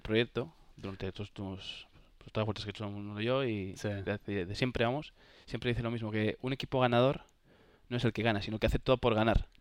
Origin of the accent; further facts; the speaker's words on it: Santander, Cantabria, Spain; soy de Santander, como sabes, o sabéis, y, y en Santander hay una tradición de la vela increíble. Entonces, yeah. he tenido suerte de navegar en el Marítimo Santander desde chaval